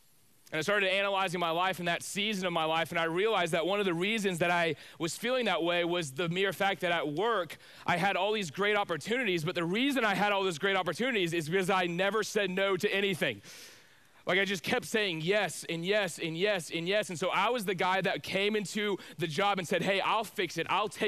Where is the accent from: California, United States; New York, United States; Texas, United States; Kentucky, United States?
Texas, United States; Spring; I grew up in Spring, Texas, which is just north of Houston.